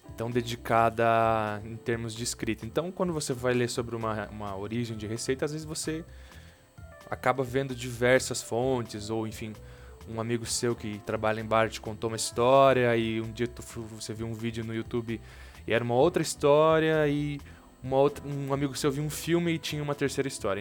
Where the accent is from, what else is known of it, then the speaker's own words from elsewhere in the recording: Curitiba, Paraná, Brazil; Eu sou de Curitiba